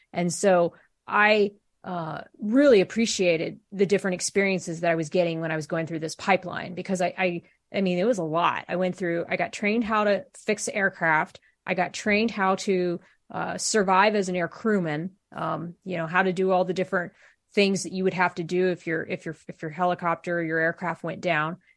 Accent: Columbus, Ohio, United States; moved away as an adult; I'm originally from Columbus, Ohio

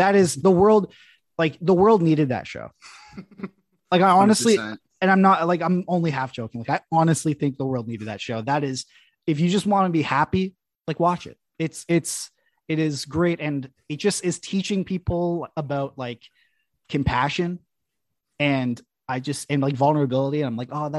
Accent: Canada; as a Canadian

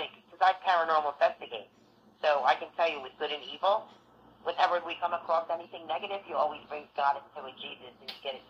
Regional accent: Northeast, United States; I'm from the Northeast

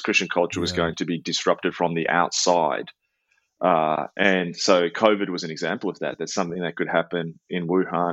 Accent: Melbourne, Victoria, Australia; my hometown of Melbourne

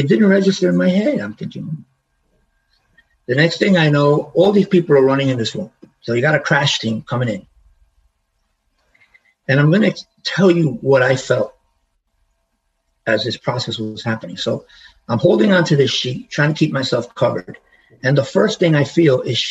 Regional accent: New York City, New York, United States; moved away; I grew up in the Bronx

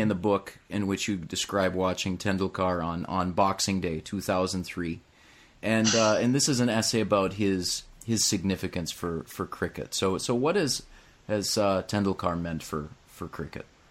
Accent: United States; as an American

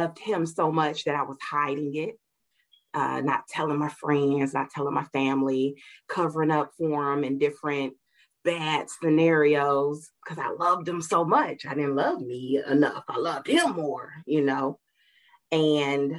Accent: Gary, Indiana, United States; I grew up in Gary, Indiana

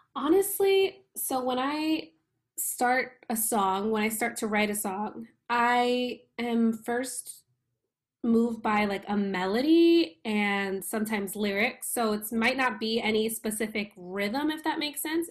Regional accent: New York, United States; born or raised there

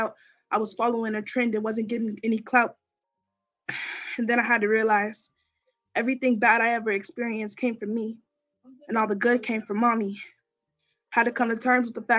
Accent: San Bernardino, California, United States; I'm from San Bernardino, California.

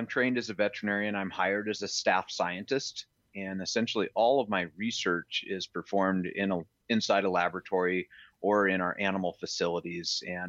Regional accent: Montana, United States; born there; And I was born in Montana, and I've done my best to always stay close to home.

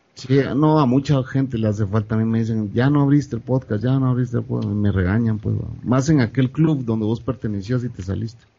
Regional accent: Guatemala; moved away as an adult; después de 14 años de nacer en mi país, regresar, empezar de nuevo, a reconectarte con la gente

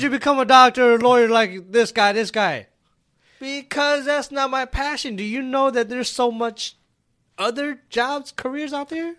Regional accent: Minnesota, United States; also born or lived in California; I grew up in Minnesota

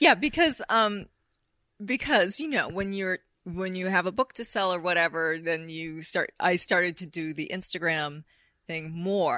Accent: United States; I'm American

